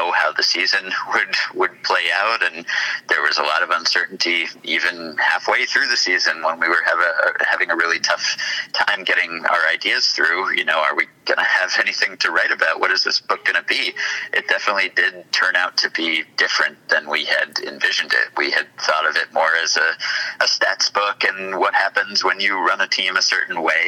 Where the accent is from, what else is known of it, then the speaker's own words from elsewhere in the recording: New York, United States; As a New Yorker